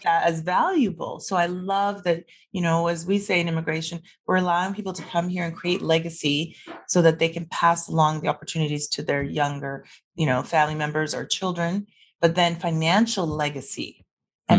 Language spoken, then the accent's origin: English; Vancouver, British Columbia, Canada; also born or lived in Toronto; now in Calgary, Canada; I'm from Vancouver originally. I don't live there for a reason. I worked in Toronto for 12 years and I sold my place there and moved to Calgary